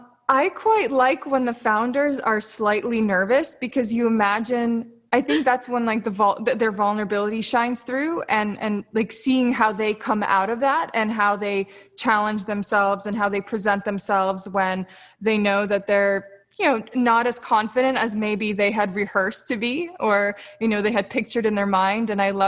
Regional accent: Florida, United States; also born or lived in Siberia, Russia / Sochi, Russia; I spent the first few years of my life in Russia. I was born in Siberia. I moved to Sochi. I was always moving around. I moved to Florida when I was 6 years old. So I'm I'm this traveler.

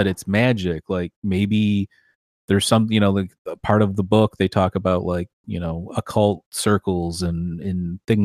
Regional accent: Michigan, United States; my home state of Michigan

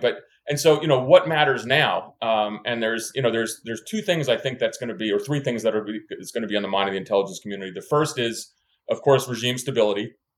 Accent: New Jersey, United States; I have to stay true to my roots as a, as a, you know, a, a New Jersey kid

